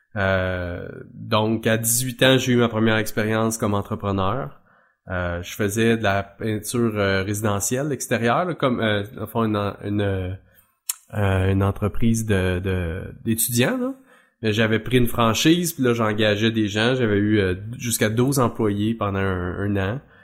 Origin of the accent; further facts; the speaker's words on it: Mauricie, Quebec, Canada; moved away as an adult; also born or lived in Trois-Rivières; now in Drummondville, Canada; je suis originaire de la Mauricie mais moi je suis à Drummondville.